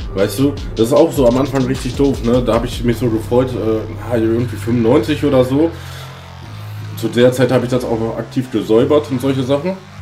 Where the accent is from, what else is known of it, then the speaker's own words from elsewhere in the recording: Hagen, North Rhine-Westphalia, Germany; now in Sauerland, Germany; also gebürtig komme ich aus Hagen